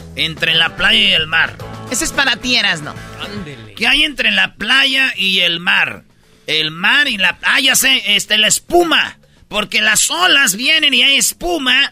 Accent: Tepatitlán, Jalisco, Mexico; soy de Tepatitlán

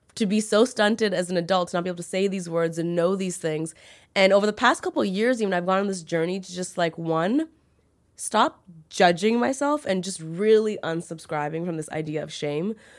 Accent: Toronto, Ontario, Canada; I grew up in Toronto

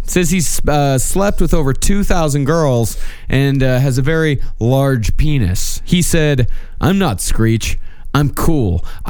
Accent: United States; Oh, yeah, I'm as American as they come. More American, even.

